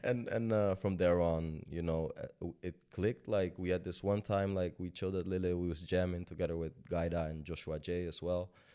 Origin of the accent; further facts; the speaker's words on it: Amstelveen, North Holland, Netherlands; also born or lived in Sudan; I grew up in Amstelveen, uh, which is a very nice neighborhood